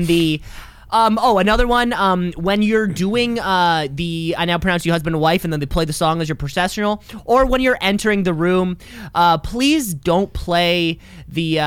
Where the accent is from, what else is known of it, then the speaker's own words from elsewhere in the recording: Canada; I'm Canadian